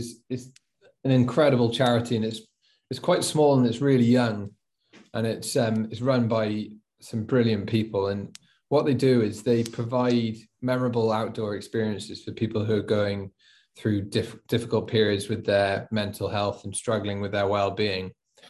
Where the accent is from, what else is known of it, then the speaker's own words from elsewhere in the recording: Wales, United Kingdom; I'm born and bred in Wales, even though I don't really have much of an accent, and I just love exploring my home country.